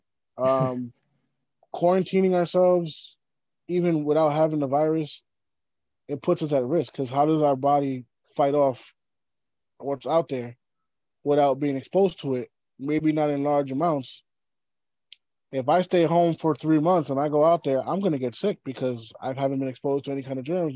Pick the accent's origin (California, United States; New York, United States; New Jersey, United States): New York, United States; New York City; growing up in New York City